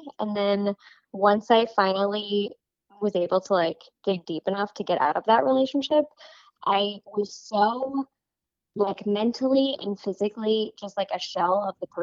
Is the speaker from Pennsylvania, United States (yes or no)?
no; New York, United States; now in California, United States; I'm originally from New York, and I am currently living in California